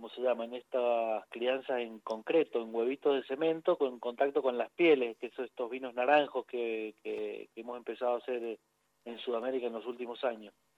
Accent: Mendoza, Argentina; Los mendocinos todos tenemos que ver algo con el vino

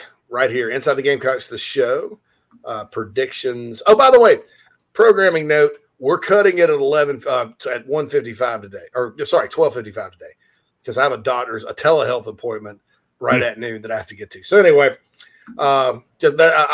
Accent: Spartanburg, South Carolina, United States; my hometown of Spartanburg, Daniel Morgan Avenue.

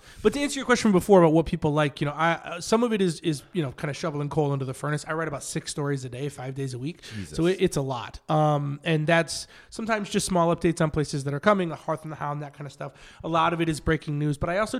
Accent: near Watertown, upstate New York, United States; moved away as an adult; now in Los Angeles, United States; I was originally from a really small town in upstate New York.

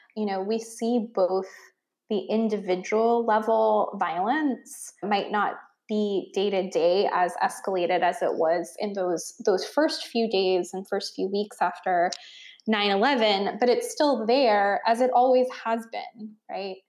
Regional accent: Cumberland, Maryland, United States; now in Boston, United States; I was growing up in Cumberland, Maryland, which is in the Appalachian Mountains in the western part of Maryland

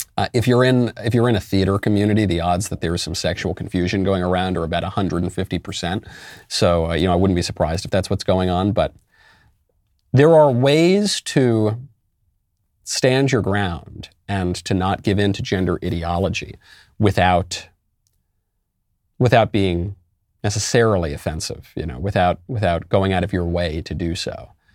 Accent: New York City, New York, United States; moved away as an adult; also born or lived in California; now in Tennessee, United States; I'm a New Yorker, as you may know, and I did leave New York.

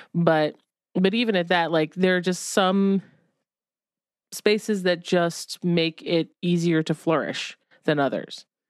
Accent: Ohio, United States; moved away; when I was a kid growing up in Ohio

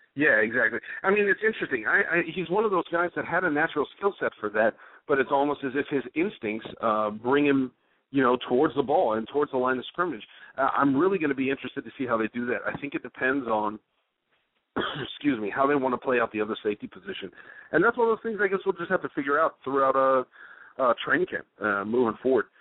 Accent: Dallas, Texas, United States; my hometown of Dallas, Texas

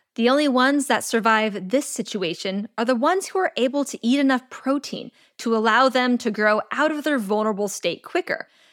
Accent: California, United States; my home state of California

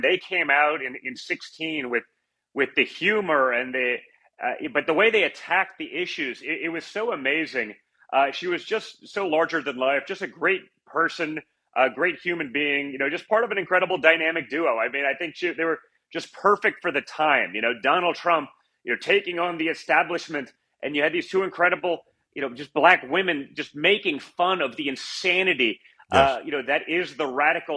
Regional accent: New York, United States; also born or lived in Czechoslovakia; growing up in New York

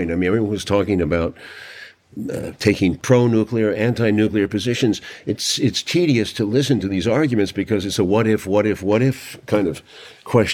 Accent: New York City, New York, United States; I was raised that way in New York City by my father

